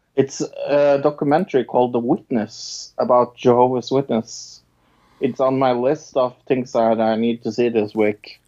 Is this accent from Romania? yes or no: no; Norway; I'm from Norway